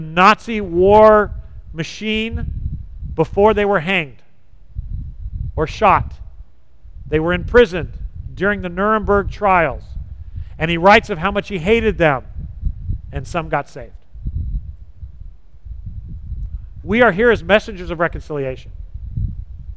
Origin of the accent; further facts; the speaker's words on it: Southern California, United States; I grew up in Southern California.